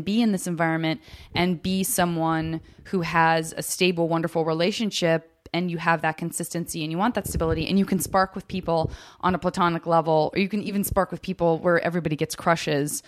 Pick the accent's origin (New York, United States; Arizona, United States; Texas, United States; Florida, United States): Arizona, United States; I am from Arizona